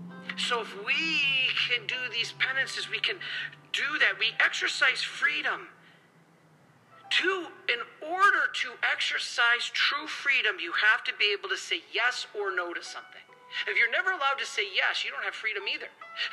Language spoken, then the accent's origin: English; Detroit, Michigan, United States; I love soda. I'm from Detroit, especially Faygo. That's like my favorite thing in the whole world.